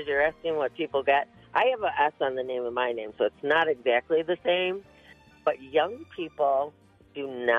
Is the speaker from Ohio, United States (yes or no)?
yes; Ohio, United States; I'm from Ohio.